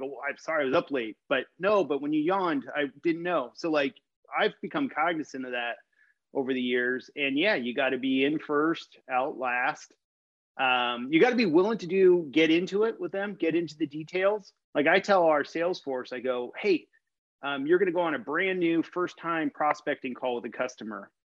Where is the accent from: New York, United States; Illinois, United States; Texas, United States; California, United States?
California, United States; Los Angeles; now in Seattle, United States; I'm based in Seattle, Washington. Okay. I grew up in Los Angeles.